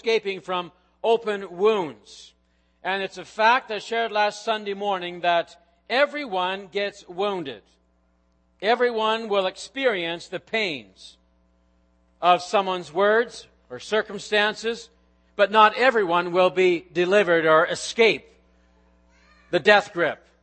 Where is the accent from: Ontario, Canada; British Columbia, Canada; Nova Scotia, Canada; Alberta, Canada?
Nova Scotia, Canada; moved away; back in my home country, Nova Scotia